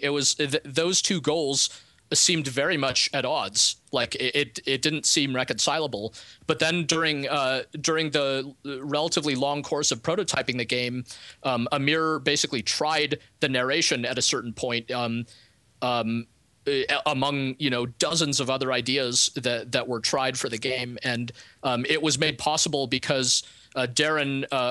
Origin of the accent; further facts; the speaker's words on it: Moscow, Russia; moved away; I'm an immigrant. I come from Moscow